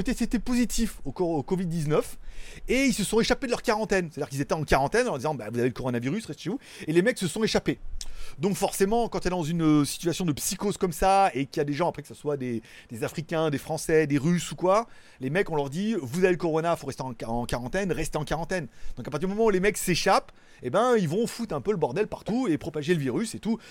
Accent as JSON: {"language": "French", "country": "France", "moved": "yes", "lives_now": "Thailand", "said": "je suis un Français en Thaïlande"}